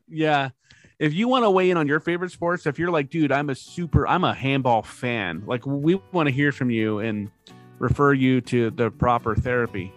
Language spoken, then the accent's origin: English; Bay Area, California, United States; moved away as an adult; also born or lived in Portland; I grew up in the Bay Area